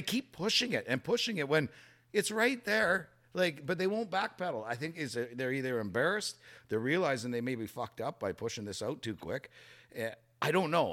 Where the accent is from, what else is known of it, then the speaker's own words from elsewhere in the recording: Canada; as a Canadian.